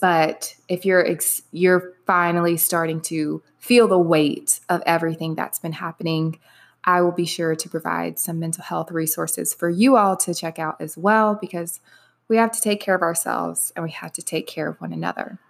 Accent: the South, Alabama, United States; moved away as an adult; also born or lived in Minneapolis, Minnesota; now in Dallas, United States; I was born and raised in the South

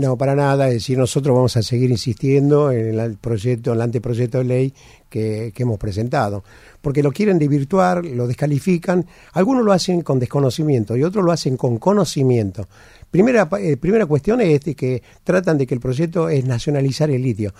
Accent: Argentina; somos nosotros, los argentinos

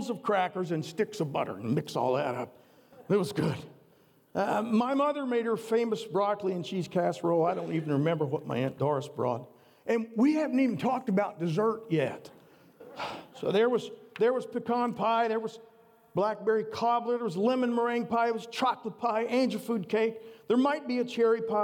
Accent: the South, United States; I grew up in the South

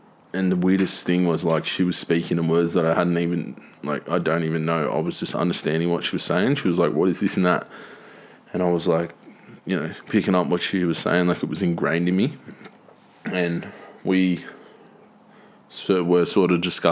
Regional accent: Tweed, New South Wales, Australia; I'm from Tweed

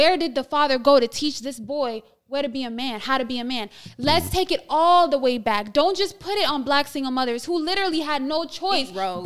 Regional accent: Ethiopia; moved away; I'm from Ethiopia, it's an African country. Those traditional gender roles are not present back home

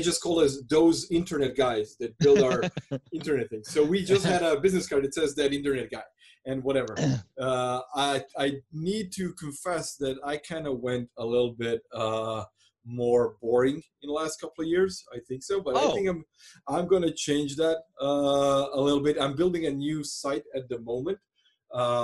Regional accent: Croatia; English is a second language; I'm from Croatia

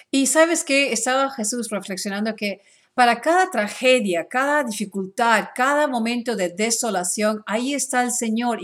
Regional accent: Peru; now in Dallas, United States; yo soy ah, de Perú

